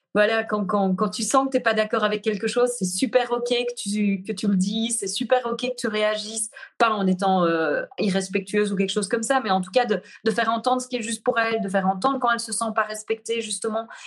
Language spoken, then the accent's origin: French; Brussels, Belgium; accent: Belgian, Brussels; moved away as an adult; je suis revenue me poser en Belgique. Euh, et puis là, je sens que c'est vraiment ici que j'ai envie d'être. C'est ici que j'ai envie aussi euh, de, poser ça. Il y, a, il y a quelque chose, j'ai comme reconnecté vraiment à, à ma terre natale